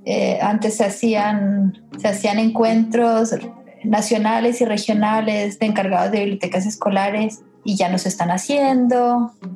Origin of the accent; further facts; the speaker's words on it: Colombia; moved away as an adult; now in Chile; nací en Chile, pero pasé los primeros 20 años de mi vida en Colombia.